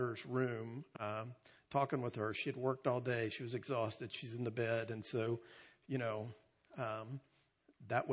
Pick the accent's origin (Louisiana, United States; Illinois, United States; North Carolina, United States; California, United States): North Carolina, United States; we're from North Carolina